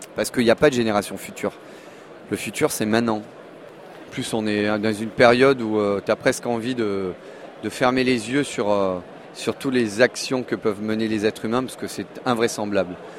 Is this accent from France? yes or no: no; Monaco; je suis né en 1975 à Monaco